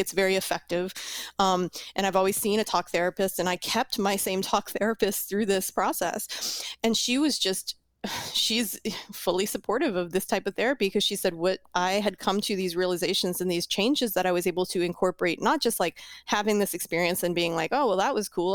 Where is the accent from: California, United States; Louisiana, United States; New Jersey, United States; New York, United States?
Louisiana, United States; New Orleans; I'm from New Orleans